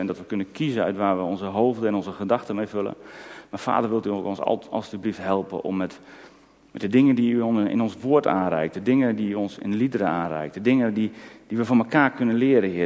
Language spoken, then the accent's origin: Dutch; Netherlands; voor ons Nederlanders